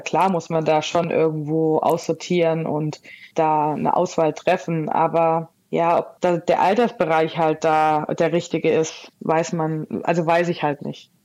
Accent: Hesse, Germany; moved away; ich komme ja eigentlich gebürtig aus Hessen

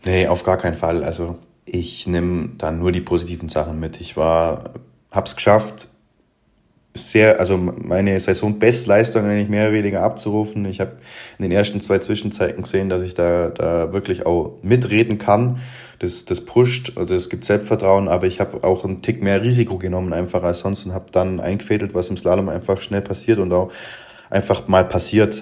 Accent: Allgäu, Germany; bei uns im Allgäu in Balderschwang

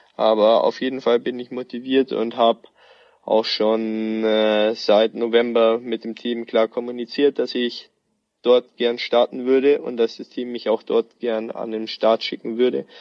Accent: near Ansbach, Bavaria, Germany; in Ansbach, also gar nicht so weit weg von meinem Heimatort

